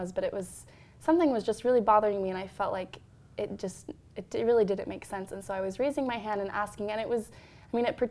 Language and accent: English; Salt Lake City, Utah, United States; I'm from Salt Lake City, so I'm predominantly Latter-day Saint environment, big wards